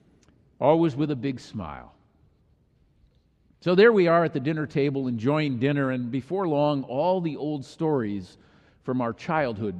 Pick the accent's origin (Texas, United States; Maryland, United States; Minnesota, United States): Minnesota, United States; moved away; our family gathered for a family reunion in my home state of Minnesota